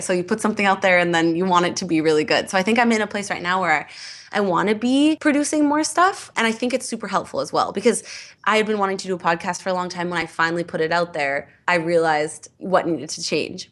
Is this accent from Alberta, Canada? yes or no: yes; Edmonton, Alberta, Canada; moved away; I'm an improviser from Edmonton.